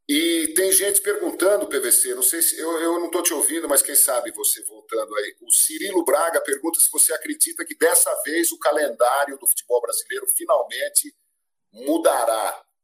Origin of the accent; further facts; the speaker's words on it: Brotas, São Paulo, Brazil; moved away; eu sou caipira de Brotas